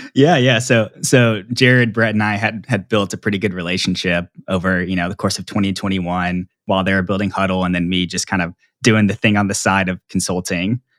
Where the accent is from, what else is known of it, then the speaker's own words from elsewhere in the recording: Plano, Texas, United States; I grew up in Dallas, Texas, and actually in Plano, which is a suburb north of Dallas